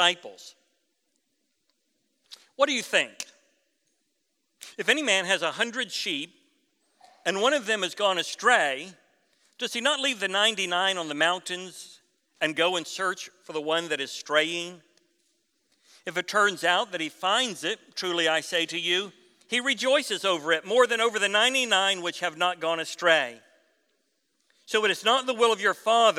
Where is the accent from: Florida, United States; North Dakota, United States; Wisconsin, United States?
Florida, United States; I was raised in Florida